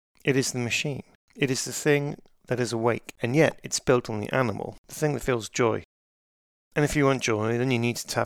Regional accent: United Kingdom; I'm British.

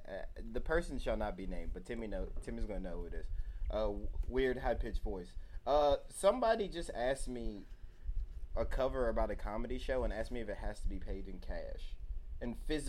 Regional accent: Asheville, North Carolina, United States; I grew up in Arden. A part of Asheville called Arden is where I grew up.

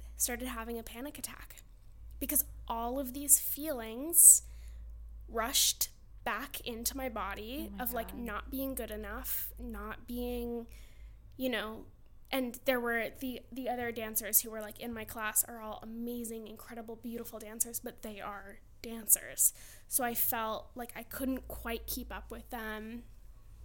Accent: Madison, Connecticut, United States; also born or lived in Pennsylvania; I grew up in Connecticut, but I went to Pennsylvania to study

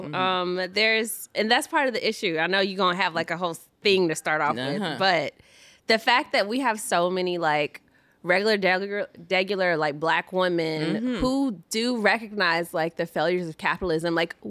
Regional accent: Atlanta, Georgia, United States; moved away as an adult; also born or lived in Los Angeles / New York; I was raised in Atlanta.

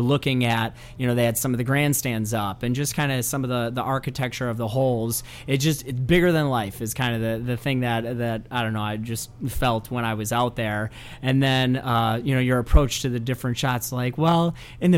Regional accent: La Grange, Illinois, United States; Little Joe's is a little place kind of near my hometown. I grew up in LaGrange.

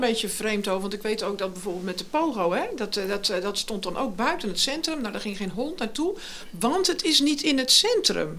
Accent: Gorinchem, South Holland, Netherlands; ik kom uit de Lingenwijk, hè? dus ik heb mhm. onderaan die dijk gewoond.

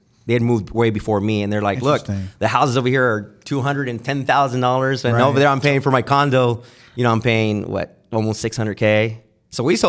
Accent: Santa Ana, California, United States; I'm born and raised in Santa Ana

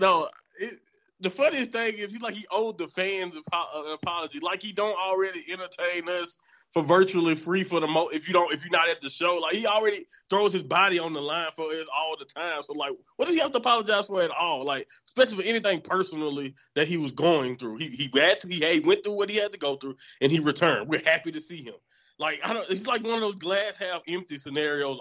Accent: Southern United States, United States; I'm from Southern United States

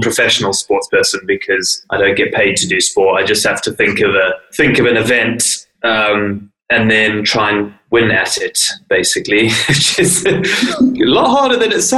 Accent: South Africa; also born or lived in Zimbabwe; now in Lake District, United Kingdom; I was born in Zimbabwe. I grew up in South Africa

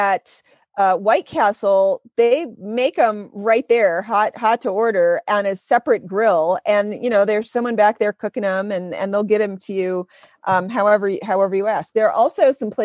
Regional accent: Grosse Pointe, Michigan, United States; also born or lived in Detroit; I'm from Detroit, as Mike knows, born in Detroit, grew up in Grosse Pointe

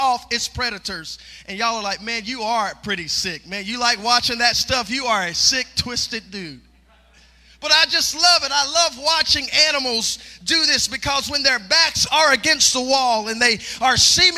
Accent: South Mississippi, United States; I come from South Mississippi, grew up in the country

